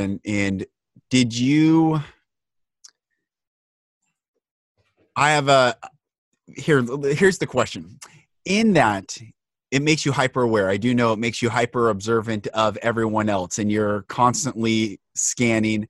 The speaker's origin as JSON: {"language": "English", "town": "Everett", "region": "Washington", "country": "United States", "tie": "born or raised there", "also_born_or_lived": "Marysville / Seattle", "said": "I grew up Everett, Marysville area, and then moved to Seattle and went to the UW"}